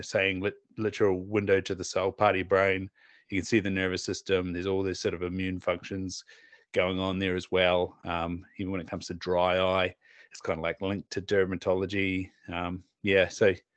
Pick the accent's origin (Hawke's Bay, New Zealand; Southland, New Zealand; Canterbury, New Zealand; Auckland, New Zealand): Southland, New Zealand; now in North Island, New Zealand; we we're from Southland